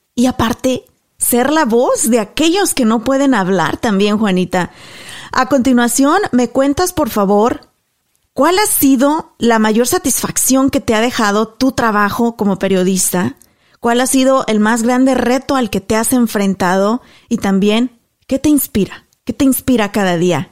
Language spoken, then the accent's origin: Spanish; Mexico; moved away as an adult; also born or lived in Garland, Texas; yo, que soy mexicana, nacida, crecida y estudiada en México